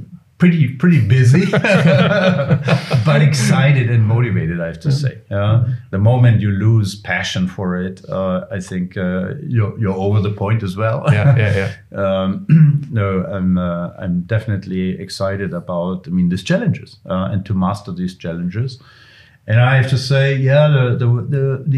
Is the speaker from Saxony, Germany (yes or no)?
no; Bavaria, Germany; And I'm from Bavaria